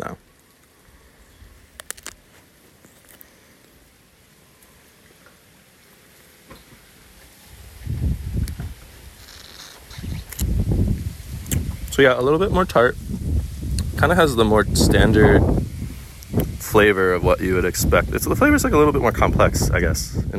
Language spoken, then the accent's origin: English; East Coast, United States; coming from living in the East Coast